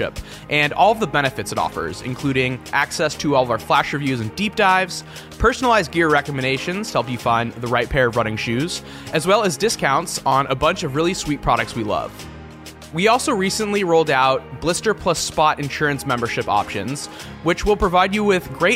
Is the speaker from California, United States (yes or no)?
yes; San Francisco, California, United States; I grew up in San Francisco